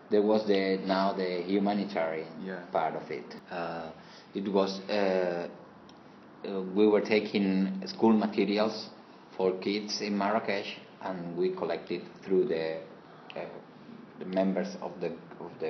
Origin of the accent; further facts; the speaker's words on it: Seville, Andalusia, Spain; I'm from Seville, but my blood is Muslim, is Arabic.